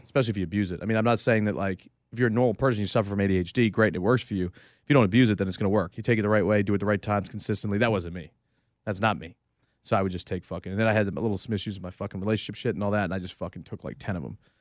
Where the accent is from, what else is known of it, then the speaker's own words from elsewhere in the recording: New England, United States; I grew up in New England for forever